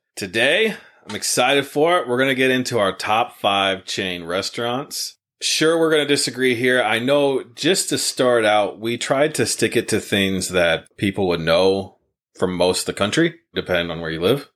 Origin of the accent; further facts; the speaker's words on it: Wapakoneta, Ohio, United States; also born or lived in Lima, Ohio; now in Marysville, United States; the one back in our hometown, we're actually from Wapak, Ohio